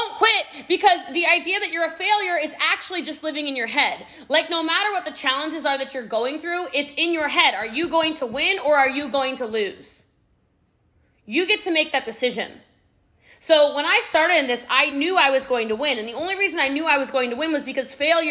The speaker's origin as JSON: {"language": "English", "town": "Middletown", "region": "Maryland", "country": "United States", "moved": "yes", "lives_now": "Frisco, United States", "said": "I am from Middletown, Maryland, y'all. Okay. I live in Texas now. I live in Frisco, Texas"}